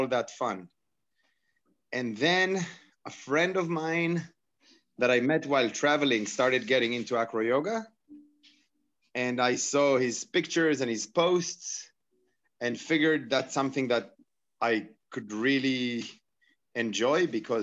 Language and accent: English; Israel; I'm from Israel.